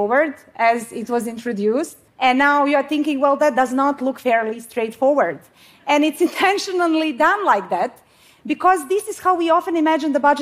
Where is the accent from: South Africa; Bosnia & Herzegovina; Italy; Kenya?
Bosnia & Herzegovina; now in Sweden; I come from Bosnia. I mean, I live in Sweden now